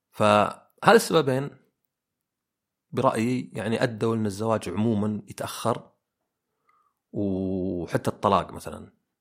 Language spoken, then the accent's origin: Arabic; Oman; انا مثلا عماني كانوا الى فتره قريبه اللي يعني جدي وجدتي وعمي وزوجته وعمي الثاني ساكنين في زي البيت الكبير